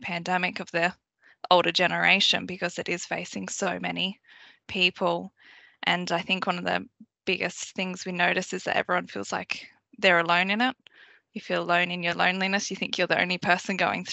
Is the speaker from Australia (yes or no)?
yes; Sydney, New South Wales, Australia; So I grew up in Western Sydney. That's where I spent most of my childhood